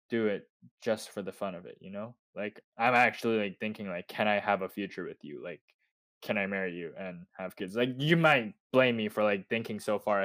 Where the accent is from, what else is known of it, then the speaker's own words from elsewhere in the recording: Canada; I was born in Canada. I grew up in Canada. Although culturally, I'm Korean